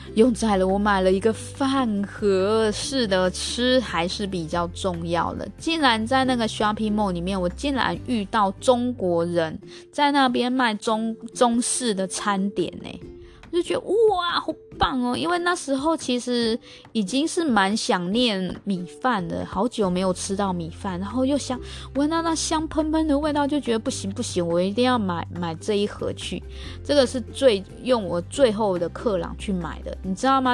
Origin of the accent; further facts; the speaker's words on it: Taiwan; 我们台湾人去吃应该是会蛮喜欢